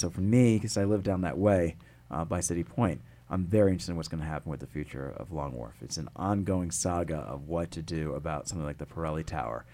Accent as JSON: {"language": "English", "town": "West Hartford", "region": "Connecticut", "country": "United States", "tie": "born or raised there", "also_born_or_lived": "New York City / Washington D.C. / New Jersey", "moved": "as an adult", "said": "I grew up there in West Hartford"}